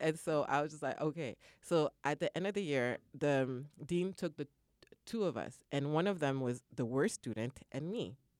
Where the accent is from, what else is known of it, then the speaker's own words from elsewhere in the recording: Canada; moved away; I'm originally from Canada